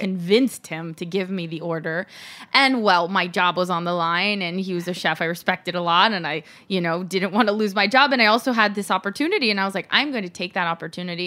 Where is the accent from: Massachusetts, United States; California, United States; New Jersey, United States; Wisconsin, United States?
California, United States; Los Angeles; also born or lived in Mexico; I grew up in L